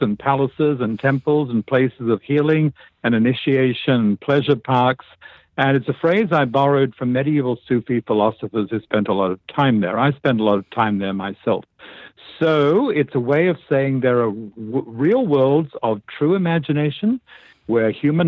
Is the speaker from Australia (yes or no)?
yes; Melbourne, Victoria, Australia; also born or lived in Tasmania; I was born in Melbourne, Australia